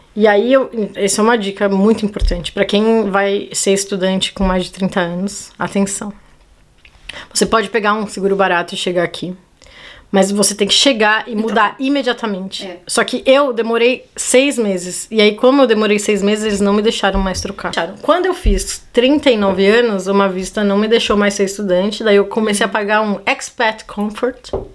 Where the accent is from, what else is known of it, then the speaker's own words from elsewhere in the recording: São Paulo, Brazil; moved away as an adult; also born or lived in Portugal; eu sou de São Paulo